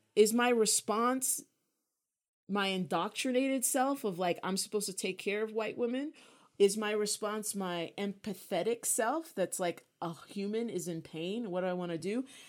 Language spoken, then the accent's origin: English; United States; being American